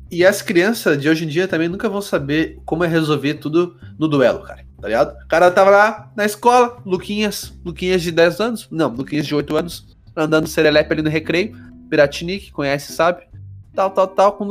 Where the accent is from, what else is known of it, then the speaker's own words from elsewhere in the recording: South Region, Brazil; a gente não pode esquecer que a gente é privilegiado porque a gente é branco e a gente é sulista.